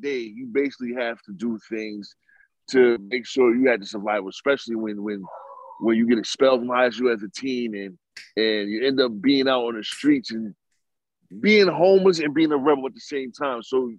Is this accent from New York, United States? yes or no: yes; New York City, New York, United States; I grew up in Harlem in the 90s.